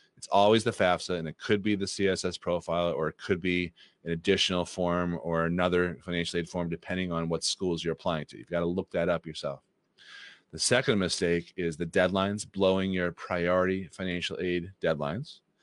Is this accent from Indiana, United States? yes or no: no; Boston, Massachusetts, United States; who I grew up with in the Boston area